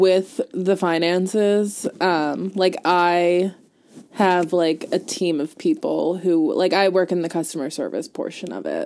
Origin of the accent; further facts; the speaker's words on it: Langhorne, Pennsylvania, United States; I was born in St. Mary's oh. in Langhorne